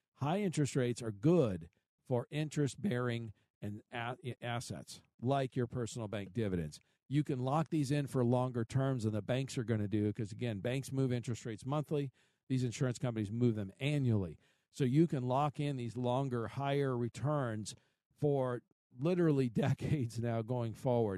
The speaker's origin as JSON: {"language": "English", "region": "Midwest", "country": "United States", "tie": "born or raised there", "said": "I grew up in the Midwest"}